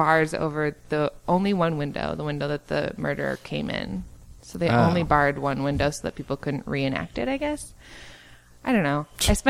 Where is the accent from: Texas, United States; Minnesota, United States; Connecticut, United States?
Minnesota, United States; Duluth; There's this huge mansion in my hometown, Duluth